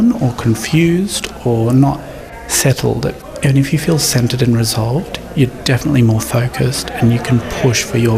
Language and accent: English; Inverell, New South Wales, Australia; As a young man growing up in Inverell in northern New South Wales